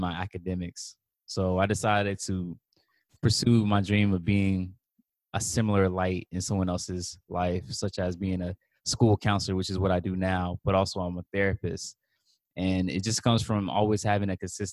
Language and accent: English; Columbia, South Carolina, United States; moved away as an adult; also born or lived in Rock Hill, South Carolina; I'm from Columbia, South Carolina.